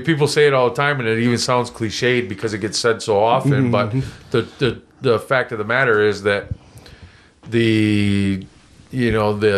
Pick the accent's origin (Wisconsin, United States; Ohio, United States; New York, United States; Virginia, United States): New York, United States; Oswego County; I grew up in Oswego County